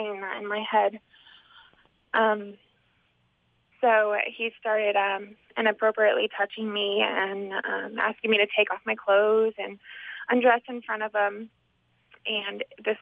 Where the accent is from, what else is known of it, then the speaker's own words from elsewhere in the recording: Indiana, United States; I grew up in Indiana.